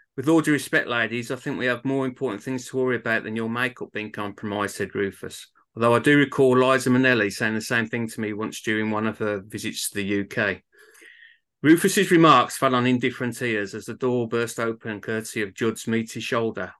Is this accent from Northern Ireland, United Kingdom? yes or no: no; Birmingham, West Midlands, United Kingdom; accent: Birmingham; my hometown of Birmingham